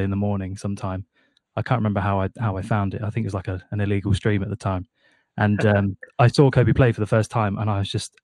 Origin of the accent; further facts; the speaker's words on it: United Kingdom; we're both British